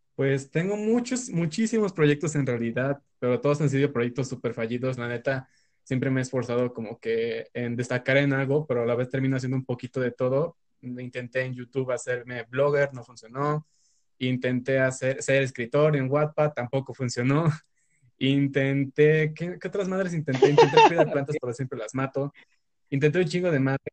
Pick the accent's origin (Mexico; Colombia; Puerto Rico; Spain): Mexico; soy estudiante universitario mexicano de 20 años